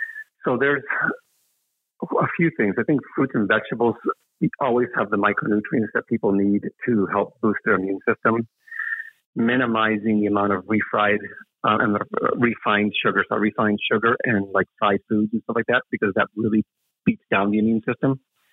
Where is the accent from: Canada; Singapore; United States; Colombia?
Colombia; Now, I'm from Colombia. I love coffee. It's in my blood